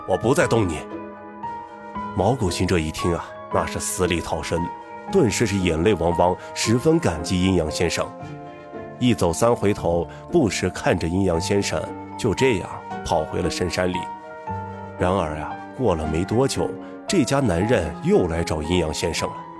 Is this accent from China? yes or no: yes; Northwest China, China; 一个土生野长的西北大汉